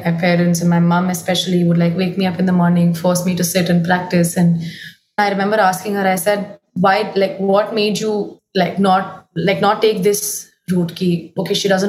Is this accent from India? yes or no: yes; India; moved away as an adult; I grew up in Delhi, Gurgaon